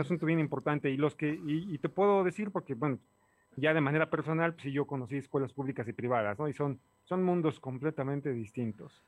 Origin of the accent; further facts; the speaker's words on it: Puebla, Mexico; como ciudadano poblano